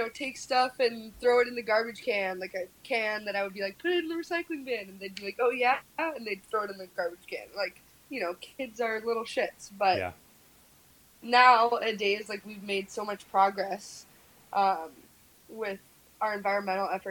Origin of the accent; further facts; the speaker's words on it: New York City, New York, United States; also born or lived in Boulder, Colorado; I'm from Red Hook